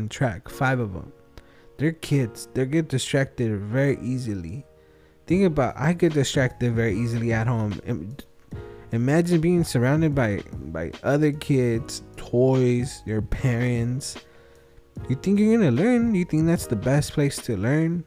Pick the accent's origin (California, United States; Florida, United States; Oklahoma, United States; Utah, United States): California, United States; Wilmington; I'm from Wilmington